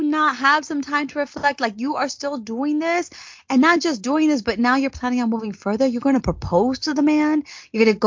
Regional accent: California, United States; now in Arizona, United States; Arizona girl by way of California

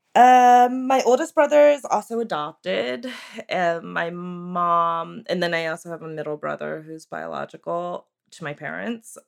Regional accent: Maryland and Connecticut, East Coast, United States; moved away as an adult; also born or lived in Seoul, South Korea; now in Santa Cruz, United States; I grew up on the East Coast in Maryland and Connecticut

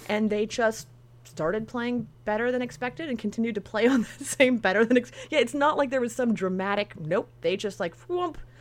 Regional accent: Sacramento, California, United States; now in Los Angeles, United States; growing up in Sacramento specifically in the late nineties and early two thousands

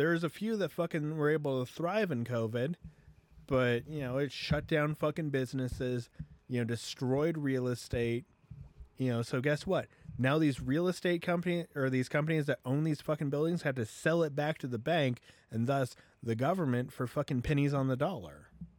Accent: Philippines; Like, you know, technically, I'm Filipino, but I don't identify with any Filipino people.

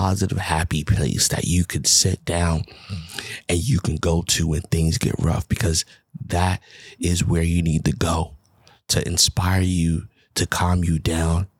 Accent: New York City, New York, United States; moved away; I'm from the Bronx, New York

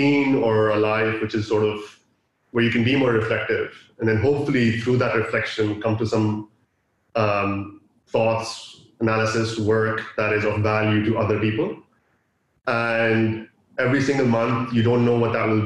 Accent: Dubai, United Arab Emirates; also born or lived in Pakistan; I'm from Pakistan, born and raised in Dubai

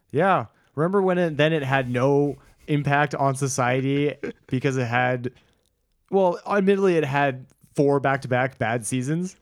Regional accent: United States; as a American

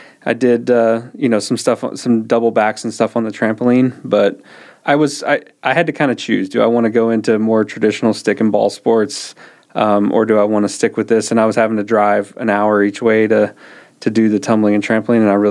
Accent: Brownfield, Texas, United States; I grew up out in West Texas. Okay. My parents have a farm just south of Brownfield

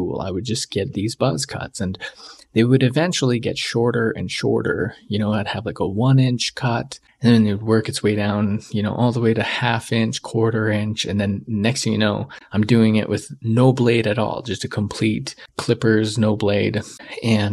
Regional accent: Canada; I was Canadian

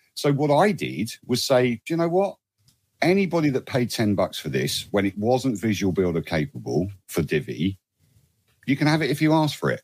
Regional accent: United Kingdom; I'm not an American citizen. I'm a, I'm a UK citizen

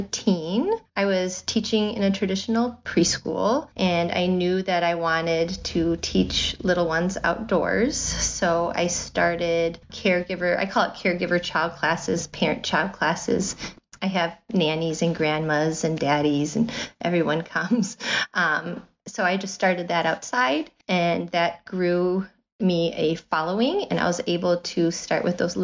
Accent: Rockford, Illinois, United States; accent: Midwest; now in Washington, United States; Rockford, Illinois. It's very, you know, middle of the country. Right on the border of Illinois and Wisconsin. So I've been told I have a Midwest accent.

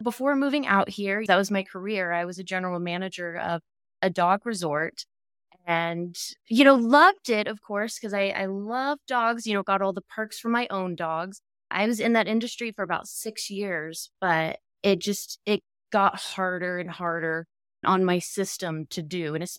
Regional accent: Dallas, Texas, United States; Yeah, I'm actually from Texas. I've lived here my whole life. I grew up in Dallas, so maybe that's why I don't have much of an accent in the city and the suburbs.

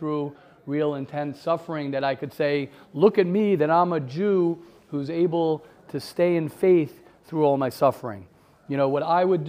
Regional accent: United States; I'm an American guy

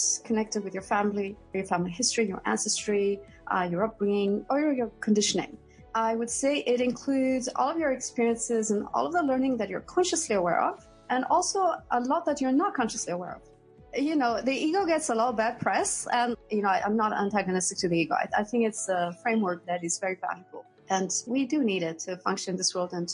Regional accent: Athens, Attica, Greece; moved away as an adult; also born or lived in London; So I'm originally from Greece. I grew up in Athens.

